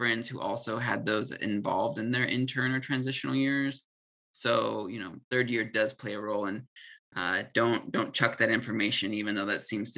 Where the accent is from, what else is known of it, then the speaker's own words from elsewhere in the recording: California, United States; moved away as an adult; also born or lived in Utah / Colorado; I'm from California. I did undergrad in Utah.